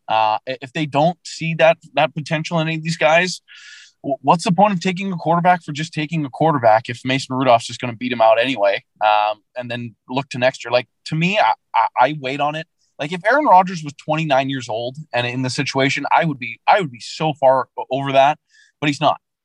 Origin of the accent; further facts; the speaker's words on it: Vancouver, British Columbia, Canada; growing up in Vancouver